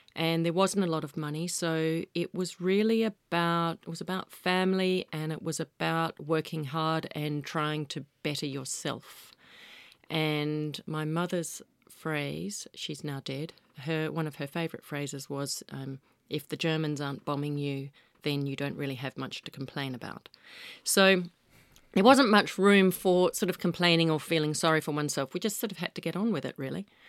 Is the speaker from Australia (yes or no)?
yes; Western Australia, Australia; moved away; being an Aussie kid